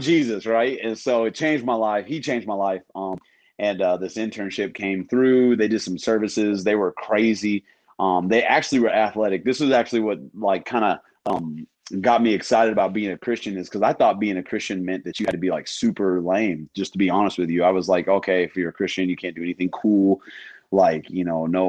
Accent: Missouri, United States; moved away as an adult; now in Minnesota, United States; I grew up in Missouri

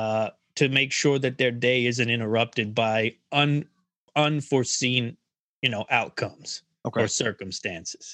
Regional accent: Philadelphia, Pennsylvania, United States; moved away; growing up around Philly

